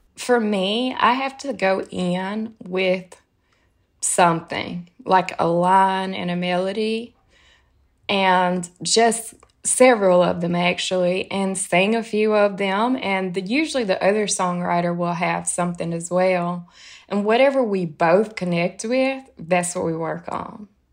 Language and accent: English; Tennessee, United States; moved away as an adult; now in New York, United States; growing up in Tennessee